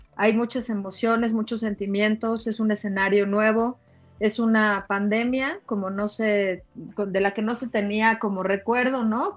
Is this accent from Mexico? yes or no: yes; Mexico; por ser mexicana